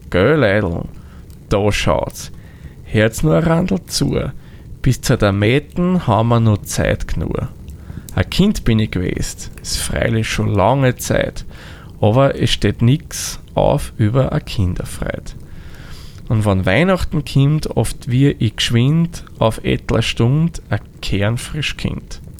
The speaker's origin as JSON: {"language": "German", "country": "Austria", "lives_now": "Vienna, Austria", "said": "eigentlich meine Heimat ist nicht jetzt Wien, sondern ich bin gebürtig aus einer anderen Gegend von Österreich. Genauer gesagt komme ich aus dem hohen Norden Österreic"}